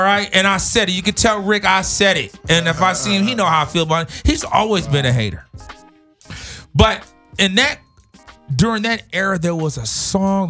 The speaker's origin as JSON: {"language": "English", "town": "Los Angeles", "region": "California", "country": "United States", "tie": "born or raised there", "also_born_or_lived": "New York", "said": "I'm not born here, but I'm raised here. I've been here since the age of uh, six. So LA is all I know"}